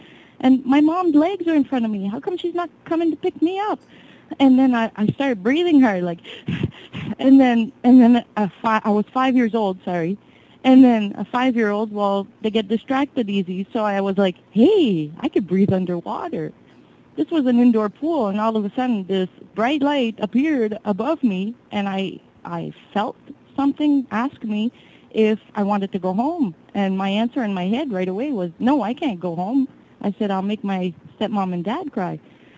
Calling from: New Brunswick, Canada; I'm … from New Brunswick, Canada.

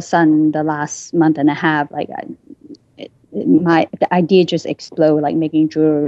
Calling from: New York, United States; New York.

